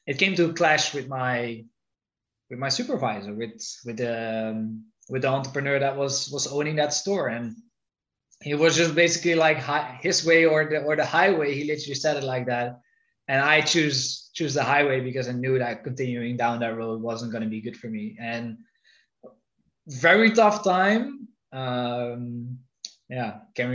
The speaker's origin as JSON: {"language": "English", "country": "Netherlands", "moved": "yes", "said": "I'm originally from the Netherlands."}